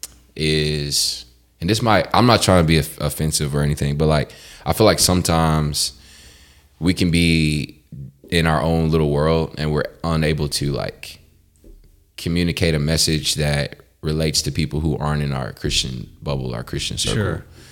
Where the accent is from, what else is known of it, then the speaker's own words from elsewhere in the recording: Round Rock, Texas, United States; also born or lived in Abilene, Texas; I grew up in a suburb called Round Rock